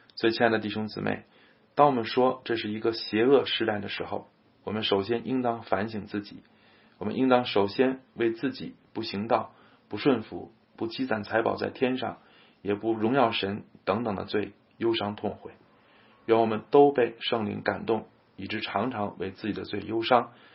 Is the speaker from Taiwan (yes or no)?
no; China; 我们中国人可能难以理解复活的特殊性